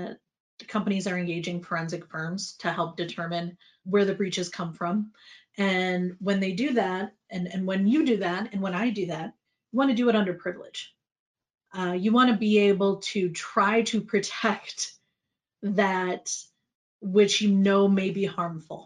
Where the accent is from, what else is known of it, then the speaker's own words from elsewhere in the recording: United States; as an American CCO